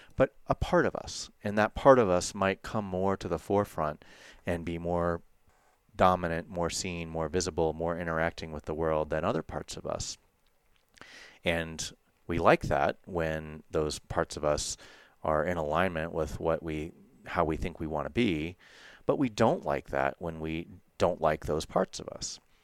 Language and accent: English; United States; growing up in the United States